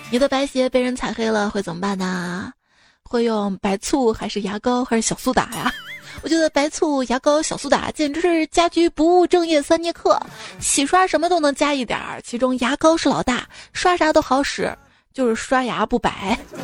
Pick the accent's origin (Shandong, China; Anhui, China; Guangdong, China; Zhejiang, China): Zhejiang, China; Ningbo; 我老家宁波的嘛